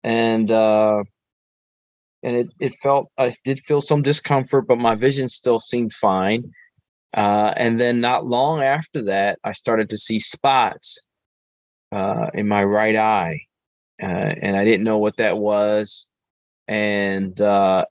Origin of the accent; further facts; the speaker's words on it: Philadelphia, Pennsylvania, United States; I am from West Philadelphia, born and raised, and Philadelphia is my home. And I grew up here